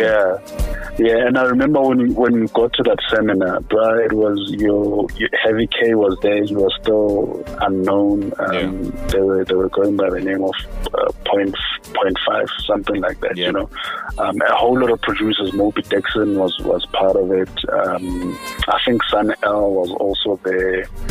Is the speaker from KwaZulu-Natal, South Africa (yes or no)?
no; Free State, South Africa; now in Pretoria, South Africa; I'm originally from the Free State, uh, but I'm currently based in Pretoria. You know, oh. Free State is like where I was born, but home is Pretoria. You know, oh. this is where I basically built my my life.